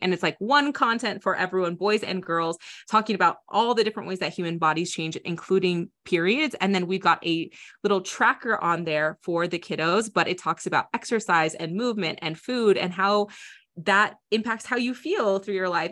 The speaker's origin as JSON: {"language": "English", "region": "Iowa", "country": "United States", "tie": "born or raised there", "said": "I grew up in Iowa"}